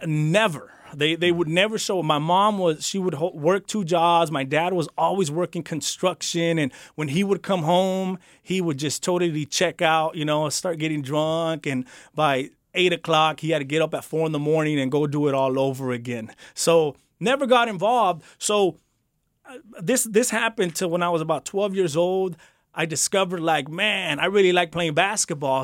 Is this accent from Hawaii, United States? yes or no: no; Santa Ana, California, United States; I grew up in Santa Ana, the beautiful city of Santa Ana